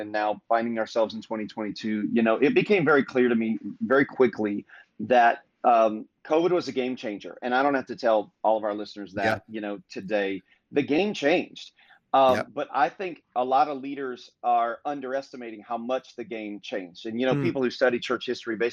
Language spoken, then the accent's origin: English; Indiana, United States; moved away as an adult; now in Fort Myers, United States; born and raised in Indiana, small town, moved to Southwest Florida, Fort Myers, Florida, specifically 20 years ago